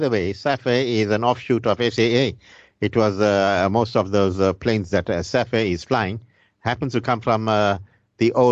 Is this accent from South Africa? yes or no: yes; South Africa; I'm South African